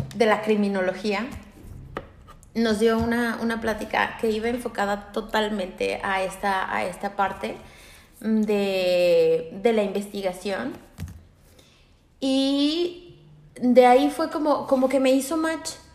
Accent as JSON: {"language": "Spanish", "region": "Aguascalientes", "country": "Mexico", "moved": "as an adult", "said": "en mi pueblo, soy de Aguascalientes"}